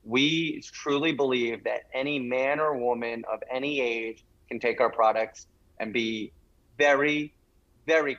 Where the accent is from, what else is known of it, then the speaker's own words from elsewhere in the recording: Rye Brook, New York, United States; my hometown, which is a very small town in Westchester, New York